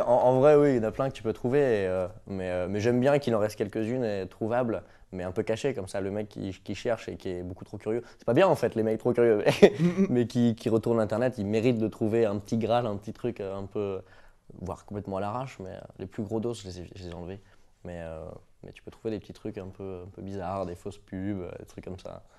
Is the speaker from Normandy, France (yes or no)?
no; Brittany, France; je suis breton